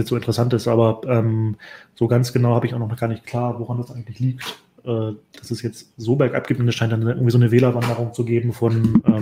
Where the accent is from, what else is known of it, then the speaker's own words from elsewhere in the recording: Hamburg, Germany; weil als Hamburger kenne ich den ja noch ganz gut als Bürgermeister